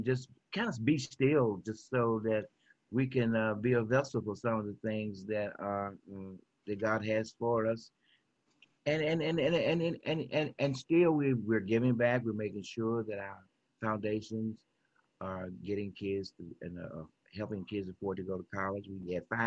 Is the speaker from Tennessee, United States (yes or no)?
yes; Memphis, Tennessee, United States; I am from South Memphis. Went to Carver High School, graduated in 1969.